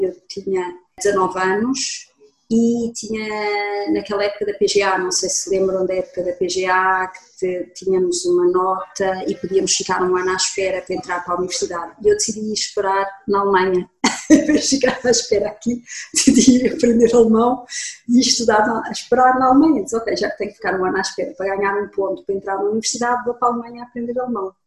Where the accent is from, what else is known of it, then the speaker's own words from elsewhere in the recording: Lisbon, Portugal; moved away as an adult; also born or lived in Germany; Eu sou de Lisboa, sou portuguesa, nasci aqui em Lisboa, estudei em Lisboa e até aos 20 anos fiz a escola a secundária em Lisboa.